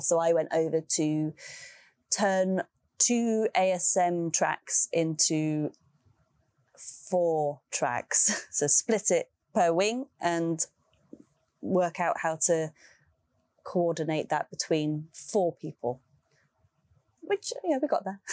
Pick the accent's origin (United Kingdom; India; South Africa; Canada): United Kingdom; London; my hometown, London